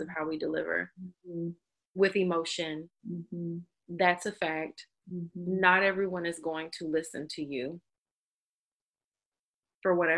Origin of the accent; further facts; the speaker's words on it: the South, United States; I'm a Southerner